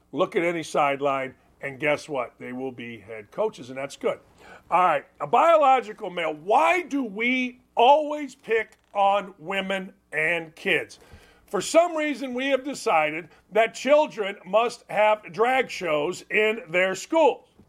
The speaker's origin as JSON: {"language": "English", "area": "outside Chicago", "region": "Illinois", "country": "United States", "tie": "born or raised there", "said": "I grew up outside Chicago"}